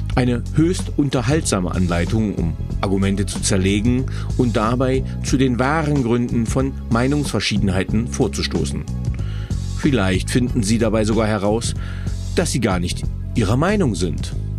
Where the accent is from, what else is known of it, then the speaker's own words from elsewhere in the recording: Germany; ich bin in Deutschland aufgewachsen